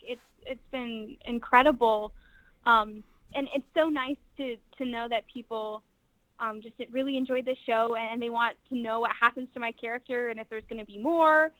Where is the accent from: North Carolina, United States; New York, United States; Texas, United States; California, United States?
North Carolina, United States; I'm from North Carolina